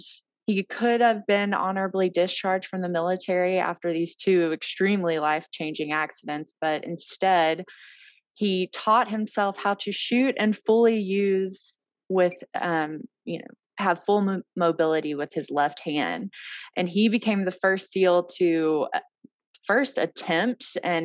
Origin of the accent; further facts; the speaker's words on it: Arkansas, United States; I am from Arkansas